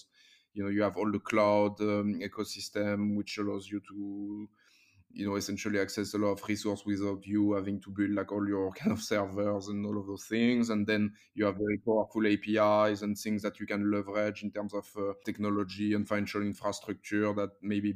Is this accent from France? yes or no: yes; France; moved away as an adult; now in London, United Kingdom; I'm originally from France